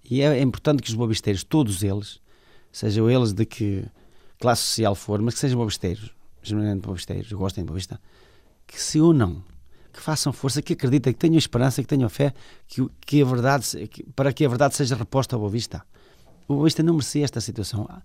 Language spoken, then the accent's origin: Portuguese; Portugal; é o clube onde eu nasci, onde eu aprendi a gostar de futebol, onde, digamos, está a minha família